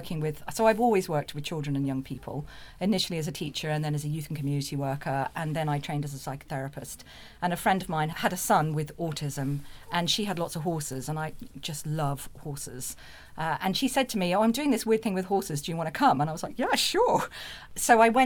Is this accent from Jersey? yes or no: yes; Jersey; moved away as an adult; I grew up in Jersey in the Channel Islands